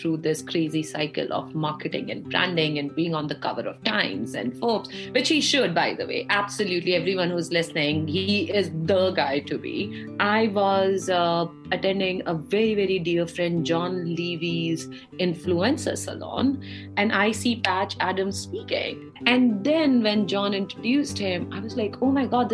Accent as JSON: {"language": "English", "country": "India", "tie": "born or raised there", "moved": "yes", "lives_now": "United States", "said": "I grew up in India, very proud Indian-American"}